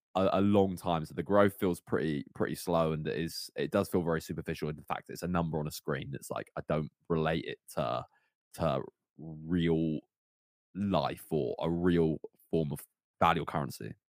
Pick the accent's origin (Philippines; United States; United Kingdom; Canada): United Kingdom; Cornwall, South West England; I grew up in Cornwall as well